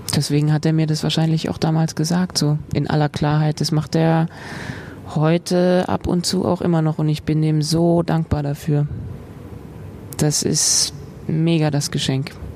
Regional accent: Frankfurt, Hesse, Germany; moved away; also born or lived in Vienna; Sossenheim, da wo ich aufgewachsen bin mit meinem Bruder, ist nicht Dorf

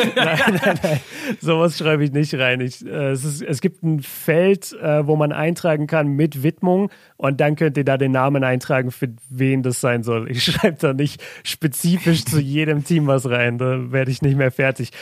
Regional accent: Southern Germany, Germany; bei uns in Süddeutschland

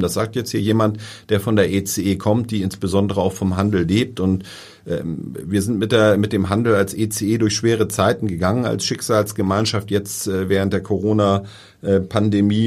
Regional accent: Hamburg, Germany; also born or lived in Langenhorn, Hamburg; ich komme ja eher so aus dem Hamburger Umland

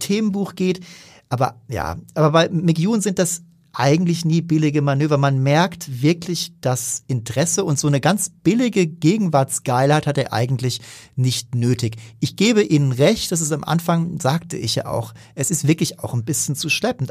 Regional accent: Germany; als Deutscher

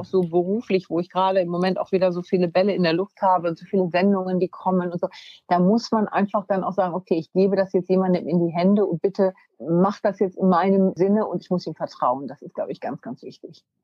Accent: Wunstorf, Lower Saxony, Germany; bin aufs, äh, Gymnasium gegangen in Wunstorf, also da, wo ich herkomme, in Niedersachsen

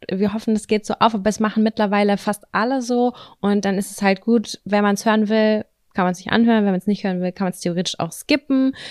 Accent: Lübbecke, North Rhine-Westphalia, Germany; moved away; der Marktkauf bei uns in Lübbecke

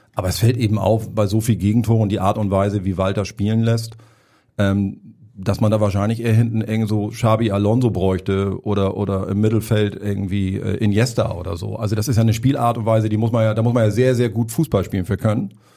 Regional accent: Hamburg, Germany; ich bin gebürtiger Hamburger auch, also ich verstelle mich jetzt hier nicht mit der Stimme, mein Dialekt ist so

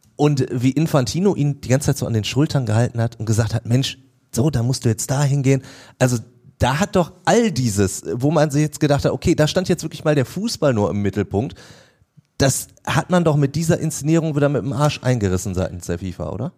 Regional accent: Germany; bei uns in Deutschland

